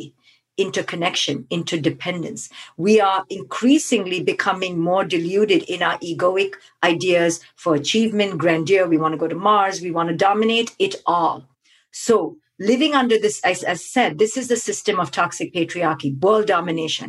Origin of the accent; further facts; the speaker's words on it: India; growing up in India